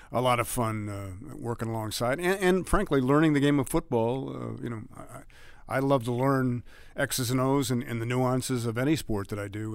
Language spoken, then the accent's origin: English; Cleveland, Ohio, United States; also born or lived in San Francisco; now in Detroit, United States; I grew up in Cleveland